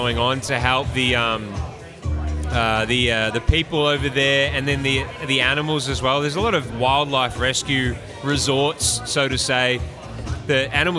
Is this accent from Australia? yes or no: yes; Gippsland, Victoria, Australia; moved away as an adult; now in United States; I'm from Gippsland area, Bunyip's in Gippsland